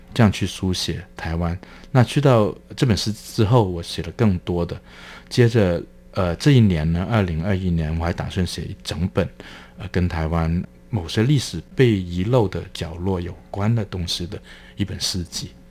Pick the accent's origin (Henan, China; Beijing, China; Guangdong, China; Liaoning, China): Guangdong, China; moved away as an adult; also born or lived in Hong Kong; now in Taiwan; 我所来自的中国大陆